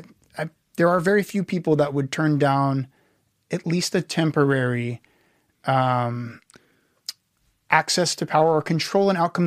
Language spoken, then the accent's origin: English; Houston, Texas, United States; Houston. Right. So the big industrial, kind of uglier one of our four cities, but hey.